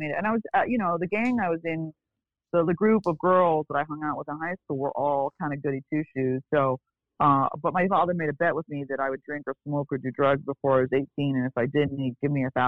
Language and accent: English; Beverly Hills, California, United States; also born or lived in Bel Air; I grew up in Beverly Hills